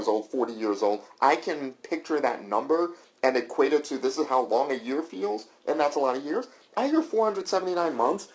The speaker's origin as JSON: {"language": "English", "region": "the South", "country": "United States", "moved": "yes", "said": "I'm from the South"}